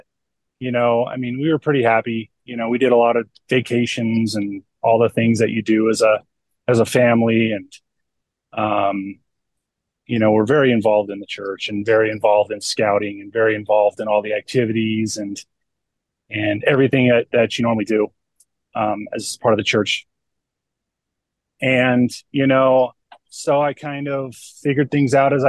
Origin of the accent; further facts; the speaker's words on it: California, United States; I grew up in California